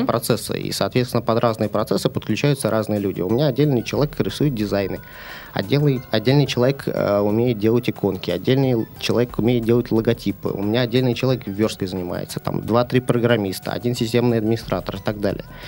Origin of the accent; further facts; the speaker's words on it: near Moscow, Moscow Oblast, Russia; now in Saint Petersburg, Russia; Я родился в Питере, но поскольку у меня отец был космонавт, программист, нас отправили под Москву жить